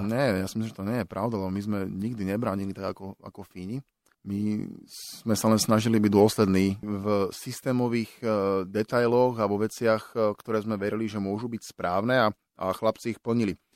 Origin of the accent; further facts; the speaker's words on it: Bratislava, Bratislava Region, Slovakia; moved away as an adult; also born or lived in Finland / Michalovce; som chalan z Vrakune